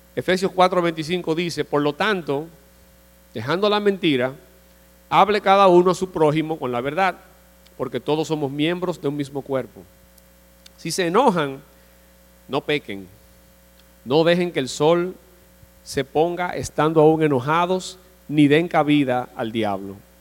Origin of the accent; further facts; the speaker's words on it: Dominican Republic; nosotros como dominicanos vivimos en una sociedad